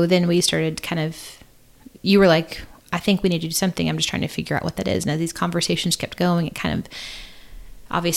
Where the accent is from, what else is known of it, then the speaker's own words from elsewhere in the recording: Southern Illinois, United States; I grew up in a small town in Southern Illinois